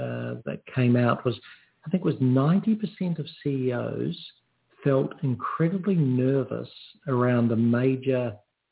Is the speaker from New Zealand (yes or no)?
yes; New Zealand; now in Australia; I'm a New Zealander